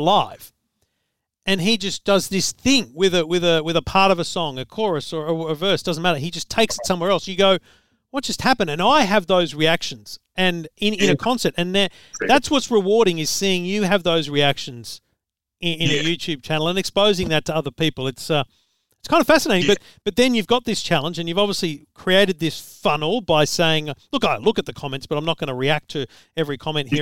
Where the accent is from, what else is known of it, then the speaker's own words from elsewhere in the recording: Australia; As an Australian